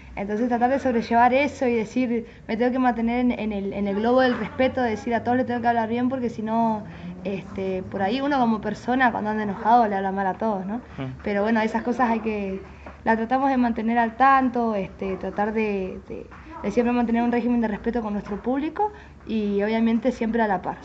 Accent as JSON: {"language": "Spanish", "town": "San Carlos de Bariloche", "region": "Río Negro", "country": "Argentina", "said": "siempre reconocemos que somos de acá de San Carlos Bariloche y de la Patagonia"}